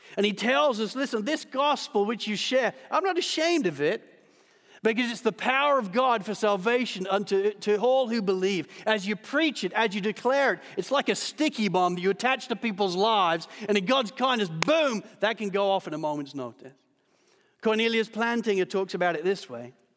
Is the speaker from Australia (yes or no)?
yes; Australia; as an Australian